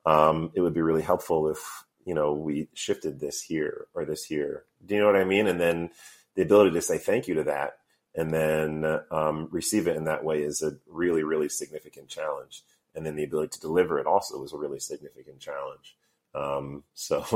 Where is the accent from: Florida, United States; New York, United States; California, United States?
New York, United States; also born or lived in Missouri; now in Oakland, United States; I'm a New Yorker, but I was actually born in the Midwest. I was born in Missouri and then moved to New York when I was 7.